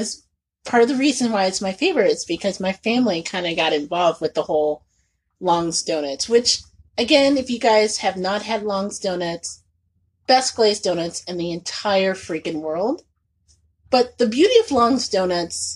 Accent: Indianapolis, Indiana, United States; moved away; when I was a teenager growing up in Indianapolis

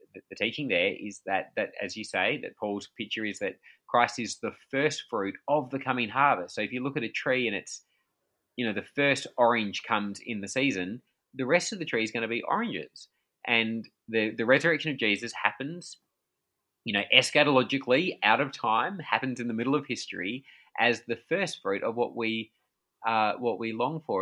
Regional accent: Australia; I'm from Australia

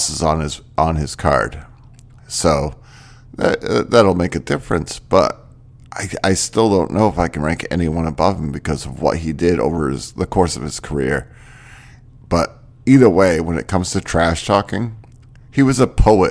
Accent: Maine, United States; I grew up in Maine

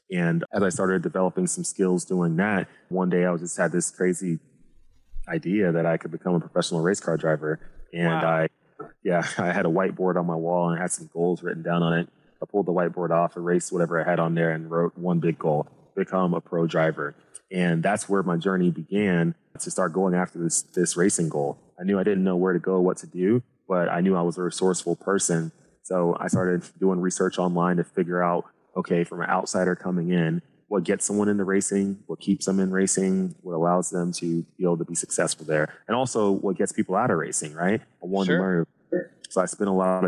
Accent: Dallas, Texas, United States; originally I'm from Dallas, Texas

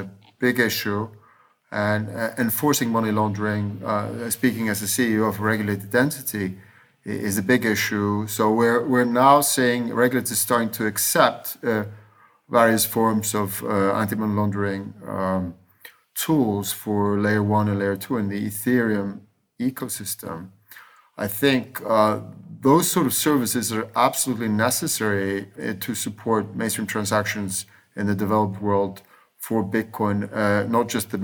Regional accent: Iceland; moved away; I was raised in Iceland during double-digit, sometimes triple-digit inflation

